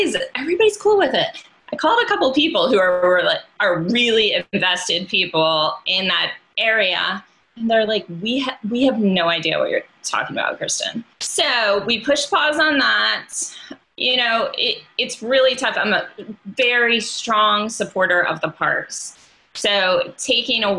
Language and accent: English; Delaware, United States; now in Richmond, United States; I did not grow up in Richmond or Virginia. I grew up in Delaware